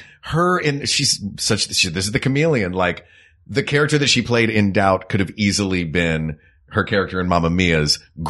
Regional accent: the South, United States; Because growing up in the South

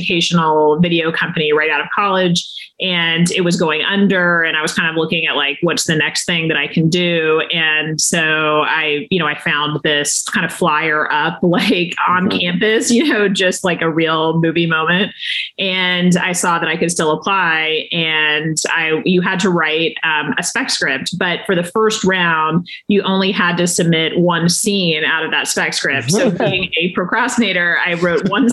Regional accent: Texas, United States; moved away as an adult; also born or lived in Washington, D.C.; I was coming from Texas

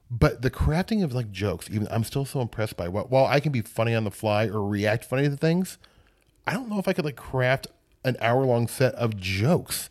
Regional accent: Omaha, Midwest, United States; moved away; I'm from the Midwest

